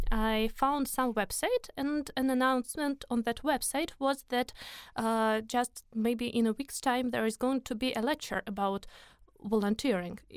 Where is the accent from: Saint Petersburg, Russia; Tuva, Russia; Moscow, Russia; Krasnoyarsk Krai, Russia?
Moscow, Russia; English is a second language; so I am from Moscow.